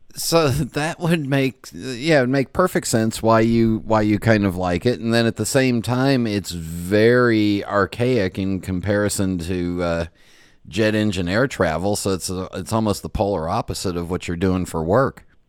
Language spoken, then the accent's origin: English; West Coast, United States; moved away; growing up on the West Coast